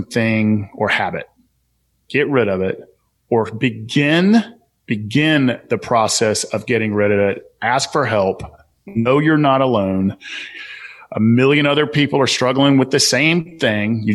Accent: Southern, United States; accent: Southern; my Southern accent

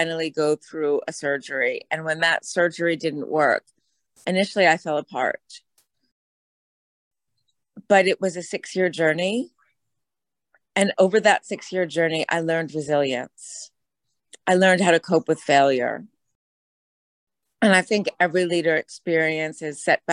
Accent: United States; I am an American

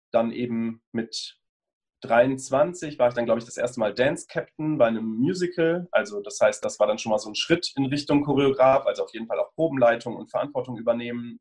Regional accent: Bonn, North Rhine-Westphalia, Germany; moved away as an adult; also born or lived in Cologne / Munich; now in Berlin, Germany; Ich bin in Bonn geboren und aufgewachsen, habe dann ein paar Jahre in Köln studiert und bin vor drei Jahren ungefähr nach Berlin gezogen

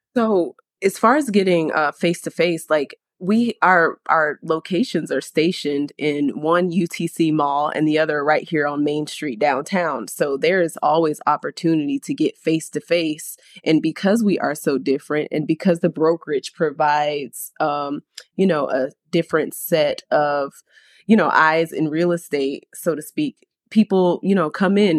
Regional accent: Sarasota, Florida, United States; I am born and raised in Sarasota

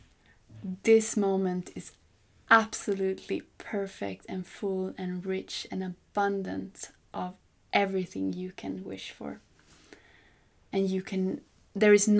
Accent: Sweden; moved away as an adult; also born or lived in Congo / Mali; I love coming home to Sweden

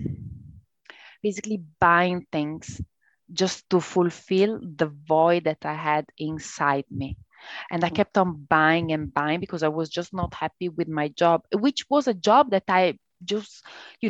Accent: Italy; accent: Italian; English is a second language; Italian. But you can tell from my accent, I guess

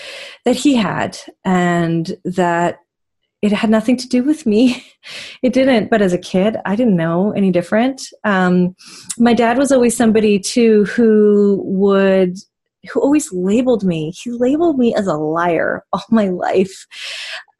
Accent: Vancouver, British Columbia, Canada; I born and raised in Vancouver

